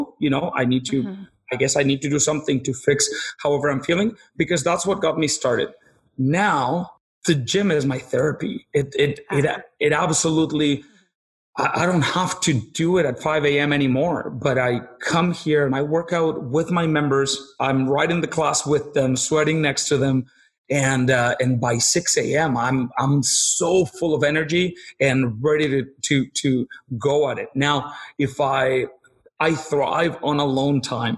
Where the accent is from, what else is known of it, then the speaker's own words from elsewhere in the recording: Mexico; moved away as an adult; also born or lived in Peru; now in Nanaimo, Canada; I grew up in Mexico. When I was about 21 years old, I lived in Peru for about a year